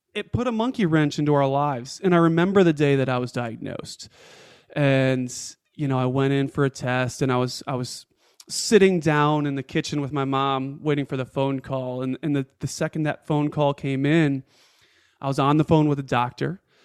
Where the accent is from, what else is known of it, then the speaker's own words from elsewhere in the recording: Rochester, New York, United States; moved away as an adult; also born or lived in Atlanta, Georgia; I moved my family from Atlanta, Georgia, home to Rochester, New York, to be with family, to be around my parents. And within six months of moving my family back to my hometown